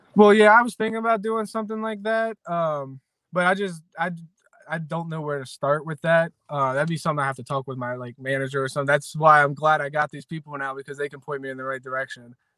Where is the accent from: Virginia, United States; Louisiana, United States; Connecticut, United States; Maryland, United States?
Maryland, United States; Williamsport; I grew up in Maryland. I'm born and raised in Maryland, in Williamsport, Maryland. I've been here my whole life